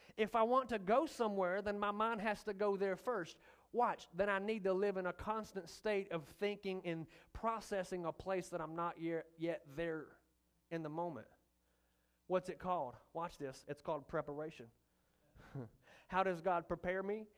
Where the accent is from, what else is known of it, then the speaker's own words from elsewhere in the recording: the Delta, United States; now in Malvern, United States; I'm from the Delta